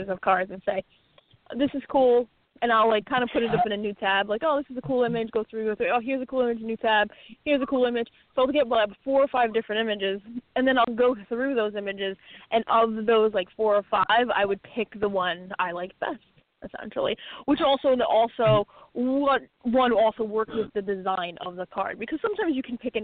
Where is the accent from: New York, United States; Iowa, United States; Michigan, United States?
New York, United States; I'm from New York. I grew up 15 minutes from Yankee Stadium